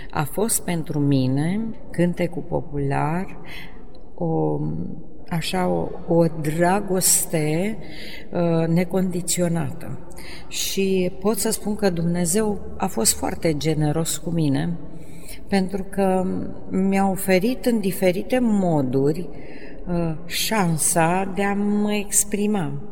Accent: Mănești, Prahova, Romania; Am cântat, am cântat, am cântat până când am plecat și la Ploiești la școală, pentru că eu sunt de pământ din Mănești, județul Prahova. Și am mers mai departe la liceu în Ploiești

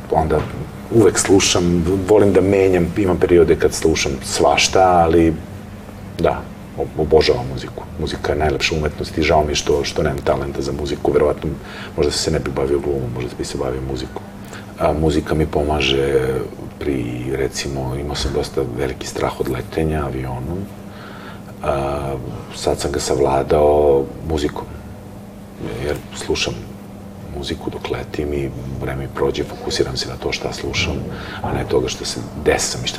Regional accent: Belgrade, Serbia; ja sam rođen u Beogradu i meni Beograd je nekako moj grad

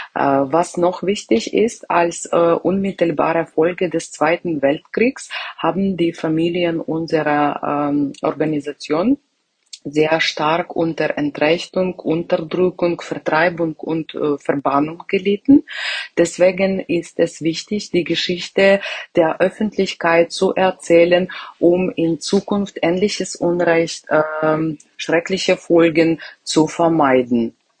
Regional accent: Kremenchuk, Poltava Oblast, Ukraine; Ich komme aus der Ukraine, aus äh, der Stadt Kremenchuk, Poltava-Gebiet.

